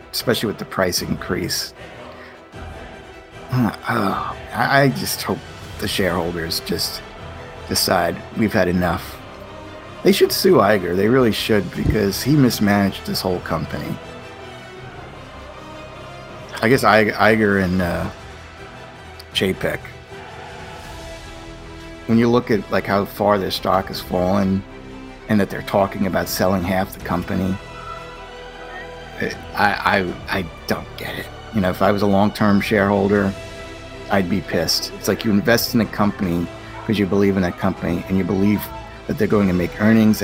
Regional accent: United States; as an American

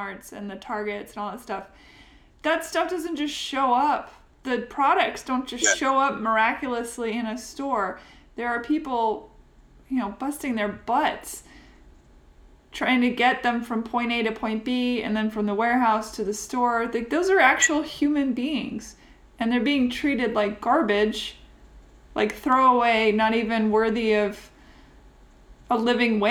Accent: Seattle, Washington, United States; now in Nashville, United States; my hometown

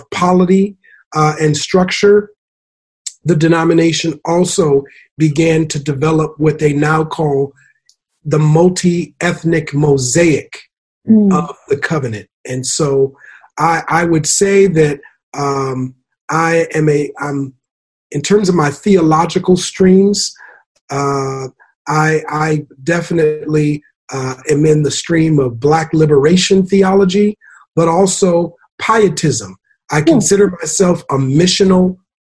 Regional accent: Minneapolis, Minnesota, United States; moved away; originally from Minneapolis, Minnesota

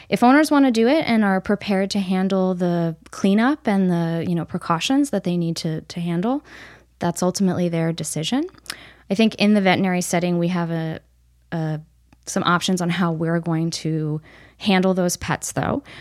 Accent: upstate New York, United States; moved away as an adult; also born or lived in Missouri; I grew up in New York State, kind of all over, but mostly upstate New York

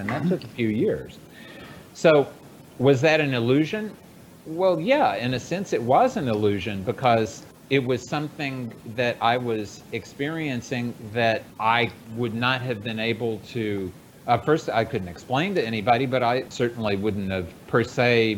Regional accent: United States; I was born in the West, in the United States

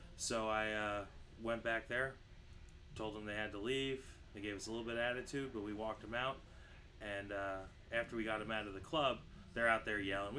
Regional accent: New York, United States; now in Tampa, United States; I grew up in New York.

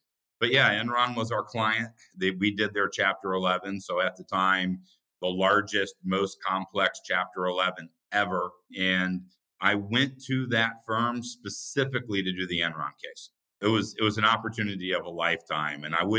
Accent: Indiana, United States; Yeah, it's very simple upbringing. We grew up in a house with 6 people.

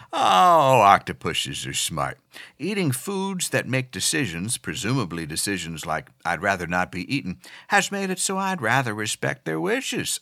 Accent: Pennsylvania, United States; growing up in Pennsylvania

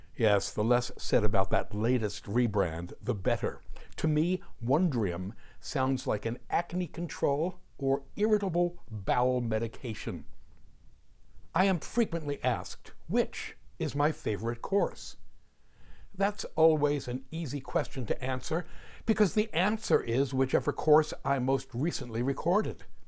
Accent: Willingboro, New Jersey, United States; born or raised there; also born or lived in Brooklyn, New York / Haddonfield, New Jersey

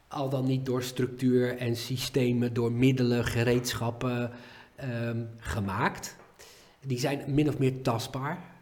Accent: Netherlands; wij als Nederlanders

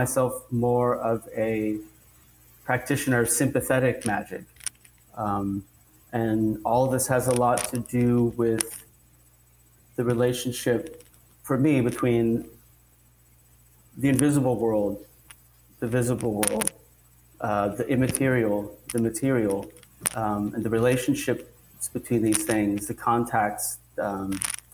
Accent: Alaska, United States; now in New York, United States; I grew up in Alaska

